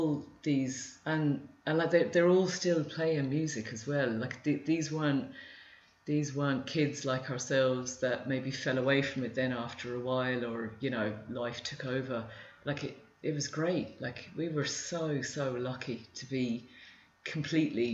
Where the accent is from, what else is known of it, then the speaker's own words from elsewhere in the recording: Luton, East of England, United Kingdom; moved away as an adult; also born or lived in London, United Kingdom; now in Ireland; the three of us were born and brought up in Luton